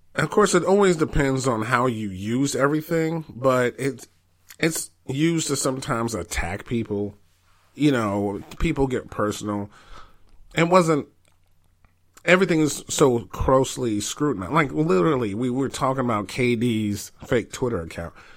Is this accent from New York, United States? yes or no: yes; New York, United States; I'm from New York